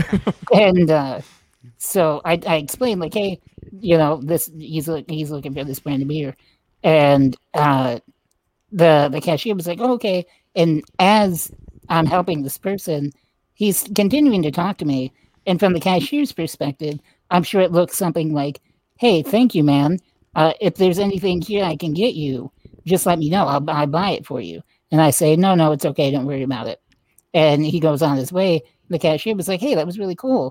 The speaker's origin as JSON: {"language": "English", "country": "United States", "said": "Although I do like to take pride in my Mexican heritage, I am American as it gets."}